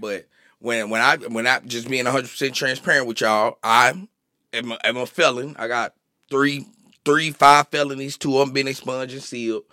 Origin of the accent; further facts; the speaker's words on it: Little Rock, Arkansas, United States; moved away; I'm an Arkansas boy